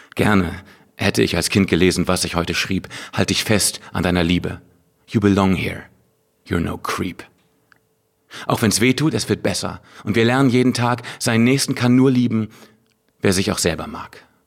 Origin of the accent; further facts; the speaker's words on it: Hanover, Lower Saxony, Germany; moved away; Hannover, meiner alten Heimatstadt